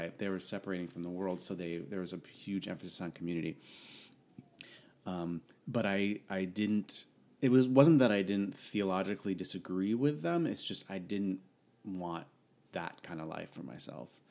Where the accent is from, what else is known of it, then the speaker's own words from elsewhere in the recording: Connecticut, United States; moved away as an adult; now in San Diego, United States; I hail from the Northeast, the lovely, small state of Connecticut